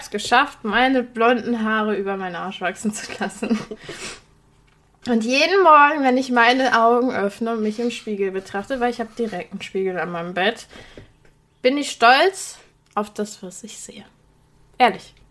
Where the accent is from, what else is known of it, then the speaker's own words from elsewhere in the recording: Poland; moved away; ich stamme aus Polen